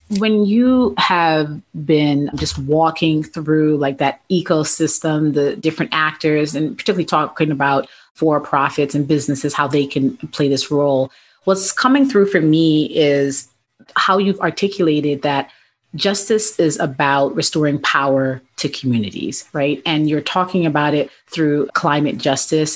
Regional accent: New York City, New York, United States; I grew up in the South Bronx

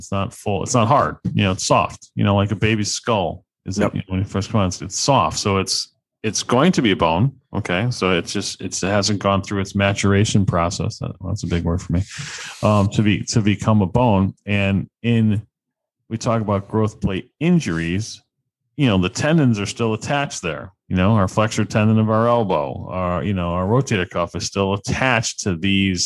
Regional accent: Connecticut, United States; I'm from Connecticut

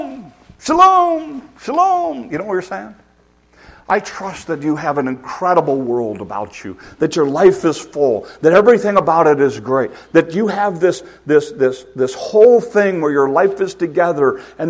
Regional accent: United States; we're Americans and we're in an American culture

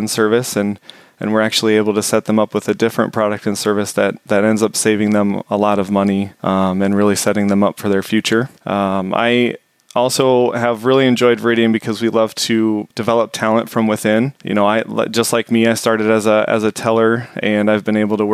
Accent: Des Moines, Iowa, United States; I grew up in the Des Moines area, and so I had been thinking it was time to move back to that area.

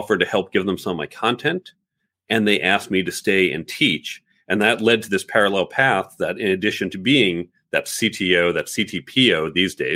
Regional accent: United States; also born or lived in New York City / Chicago suburbs, Illinois / Manhattan, New York; born in New York City, but grew up primarily in the suburbs of New York and suburbs of Chicago

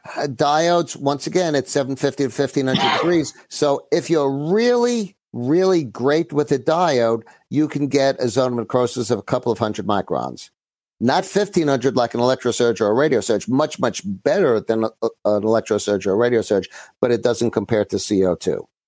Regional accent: New York City, New York, United States; also born or lived in Great Neck; I'm from Brooklyn originally.

